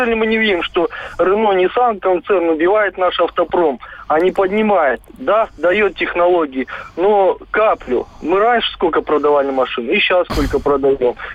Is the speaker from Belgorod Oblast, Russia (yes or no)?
yes; Belgorod, Belgorod Oblast, Russia; Да, здравствуйте, я из Белгорода